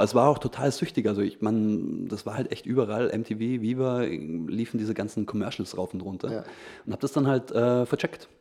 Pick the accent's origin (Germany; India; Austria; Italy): Austria; Feldkirch, Vorarlberg; bei uns in Felkirch, ja. war halt so ein, der einzige ja, Plattenladen